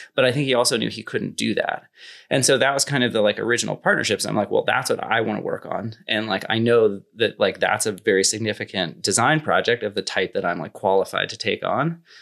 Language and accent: English; near Silicon Valley, California, United States; I grew up near Silicon Valley, kinda close enough to get it